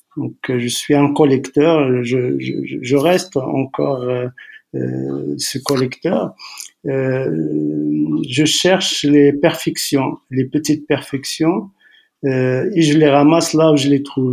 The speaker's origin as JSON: {"language": "French", "town": "Tetouan", "region": "Tanger-Tetouan-Al Hoceima", "country": "Morocco", "tie": "born or raised there", "also_born_or_lived": "Bni Hassan", "said": "Je suis né à quelques kilomètres de Tétouan entre, entre ici, Tétouan et, et Chefchaouen. Un petit village s'appelle euh, Bni Hassan. Donc, euh, mon père travaillait là-bas. Je suis né là-bas. J'ai passé, j'avais, je crois, deux, trois ans quand on, on est revenu à, s'installer à, à Téton."}